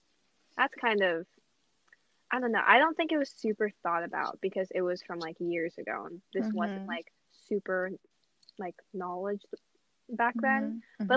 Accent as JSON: {"language": "English", "country": "United States", "first_language": "Mandarin", "second_language": "English", "said": "I feel like sometimes I'm too American for Asian culture, and then too Asian for American culture."}